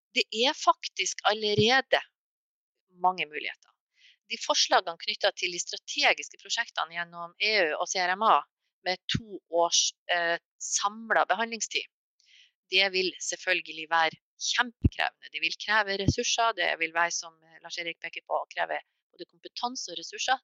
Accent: Mo i Rana, Nordland, Norway; Jeg kommer selv fra Mo i Rana

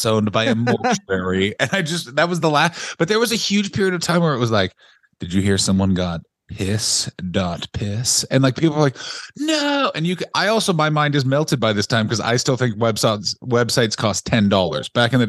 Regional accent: San Francisco, California, United States; We are nerd virgins from San Francisco.

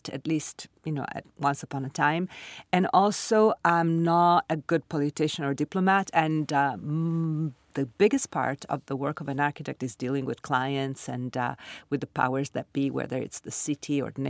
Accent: Milan, Lombardy, Italy; moved away as an adult; also born or lived in Sardinia; now in New York City, United States; I grew up in Milan, in Italy. I was born in Sardinia and I lived with my parents, you know, in different parts of Italy because of my father's job. But then Milan was their city and it's my city

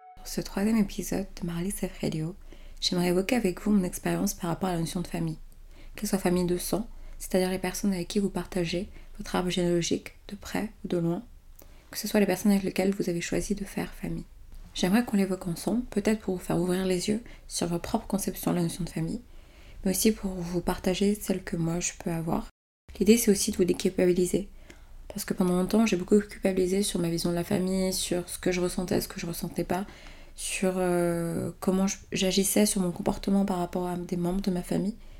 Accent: Benin; now in France; tout le reste de ma famille est resté dans mon pays natal, c'est-à-dire au Bénin

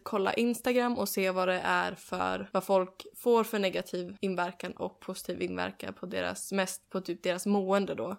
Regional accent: Sweden; moved away

